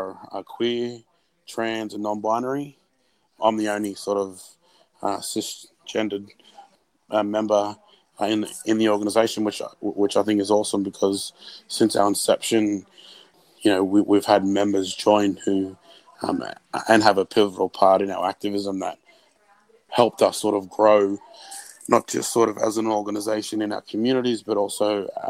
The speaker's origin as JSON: {"language": "English", "country": "Australia", "tie": "born or raised there", "also_born_or_lived": "Sydney, New South Wales / Brisbane, Queensland", "said": "I was born in Sydney, in Western Sydney, and also grew up on the south side of Brisbane."}